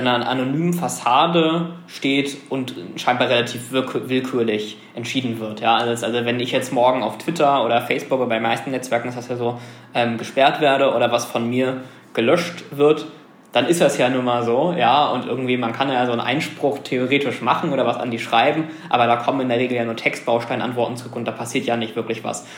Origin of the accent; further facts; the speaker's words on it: Germany; wir als Deutsche